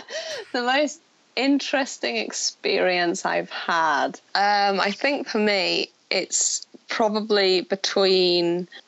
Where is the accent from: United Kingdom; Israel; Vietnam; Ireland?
United Kingdom; Scotland; accent: Scottish; No. I mean, it is my native accent, my Scottish accent. And then when I went to drama school, they made you talk with an English accent. I can switch into my Scottish accent pretty easily.